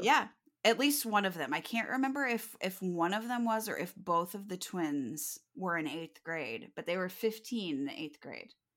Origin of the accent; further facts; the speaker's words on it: Kirksville, Missouri, United States; Kirksville is my hometown